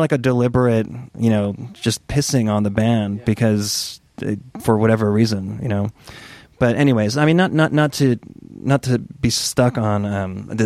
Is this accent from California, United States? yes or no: no; New Haven, Connecticut, United States; for us in New Haven, Connecticut, there was a venue called the Tune